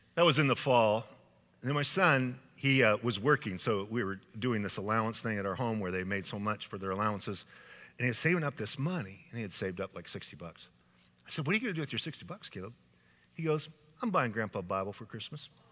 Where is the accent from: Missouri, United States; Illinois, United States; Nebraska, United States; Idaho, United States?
Idaho, United States; now in California, United States; my home state of Idaho